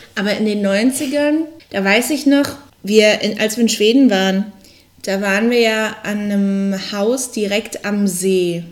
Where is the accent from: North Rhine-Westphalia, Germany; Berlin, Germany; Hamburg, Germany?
Berlin, Germany; ich komme ja aus Berlin